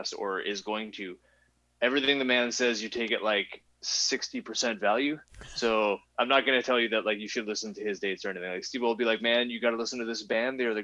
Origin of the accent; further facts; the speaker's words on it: Canada; we're from Canada